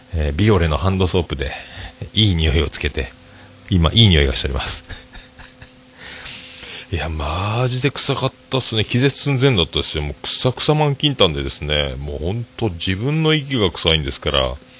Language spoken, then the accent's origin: Japanese; Fukuoka, Japan; accent: Hakata-ben; 博多弁の中におる